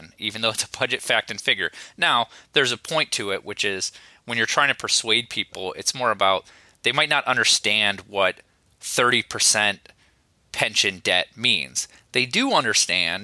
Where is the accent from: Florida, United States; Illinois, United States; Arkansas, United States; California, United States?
Illinois, United States; now in Midland, United States; my home state of Illinois, I grew up in rural area